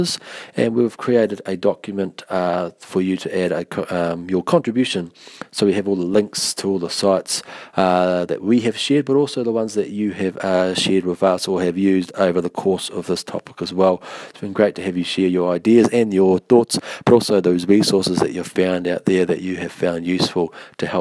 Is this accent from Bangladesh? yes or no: no; Taranaki, New Zealand; no Taranaki ahau, I'm from Taranaki